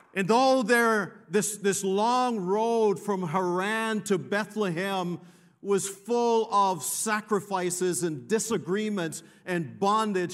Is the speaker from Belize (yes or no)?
yes; Belize; now in Canada; I'm from Canada, originally from Belize